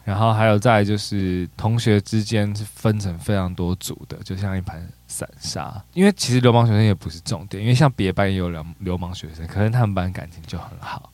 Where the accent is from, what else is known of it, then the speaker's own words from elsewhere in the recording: Taipei, Taiwan; also born or lived in Hualien; 我是在北投区长大的